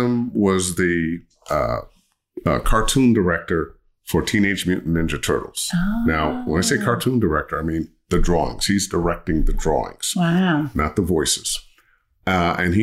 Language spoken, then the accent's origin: English; Cleveland, Ohio, United States; moved away as an adult; also born or lived in Los Angeles; Cleveland, Ohio, where I grew up